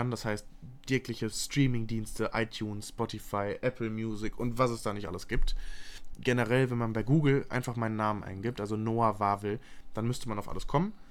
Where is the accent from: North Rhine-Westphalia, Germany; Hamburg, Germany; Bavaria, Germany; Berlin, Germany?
North Rhine-Westphalia, Germany; Moers; Ich bin auch in Mörs zur Schule gegangen.